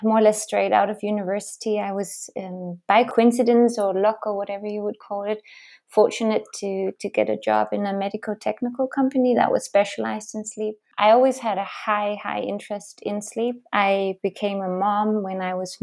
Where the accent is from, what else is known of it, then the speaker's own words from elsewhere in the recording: Denmark; moved away as an adult; now in Switzerland; originally I'm actually Danish